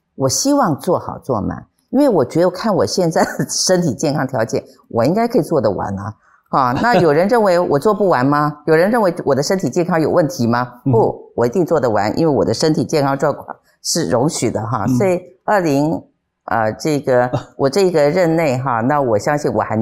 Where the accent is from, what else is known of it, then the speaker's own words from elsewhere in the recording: Taichung, Taiwan; 那我因为我是台中人，那台中就是我的家，那台中市民就是我的家人